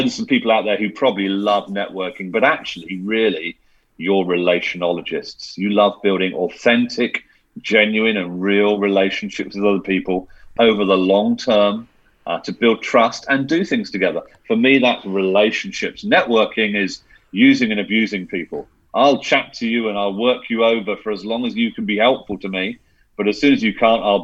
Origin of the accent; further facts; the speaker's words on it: United Kingdom; I'm being very British